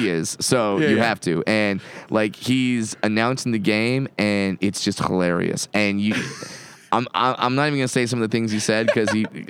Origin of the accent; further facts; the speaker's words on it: Southern California, United States; I grew up in Southern California.